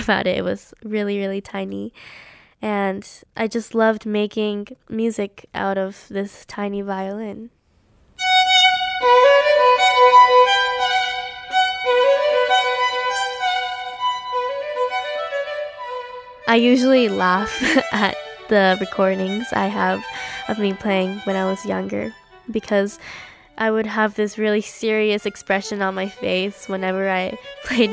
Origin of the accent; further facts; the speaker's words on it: Boston, Massachusetts, United States; also born or lived in Chestnut Hill; I'm from Boston, Massachusetts. I currently live in Chestnut Hill